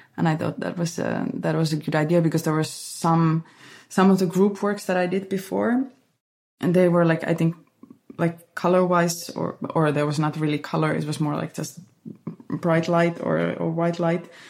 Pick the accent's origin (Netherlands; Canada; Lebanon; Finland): Finland; now in Berlin, Germany; this place where where I grew up